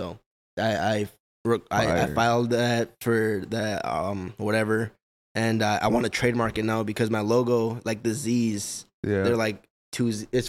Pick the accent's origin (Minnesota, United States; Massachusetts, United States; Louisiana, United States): Minnesota, United States; Fridley; also born or lived in Kansas / River Falls, Wisconsin; So, basically I lived in, Fridley my whole life.